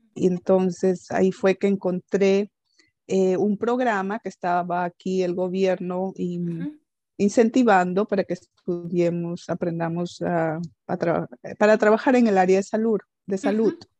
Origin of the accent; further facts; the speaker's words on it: Peru; first language Spanish; moved away as an adult; now in Netherlands; yo soy peruana